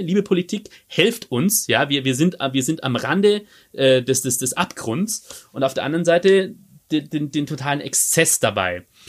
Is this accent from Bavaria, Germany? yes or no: yes; Regensburg, Bavaria, Germany; in meiner Heimatstadt Regensburg